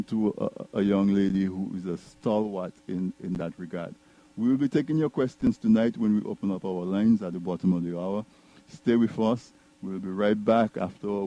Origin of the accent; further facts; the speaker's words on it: Dominica; I'm from Casa Bruce